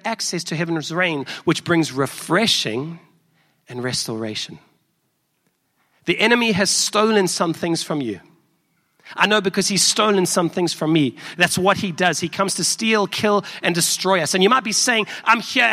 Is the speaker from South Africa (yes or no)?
yes; South Africa; accent: South African; now in Chicago, United States; I'm from South Africa, if you may have picked up from my accent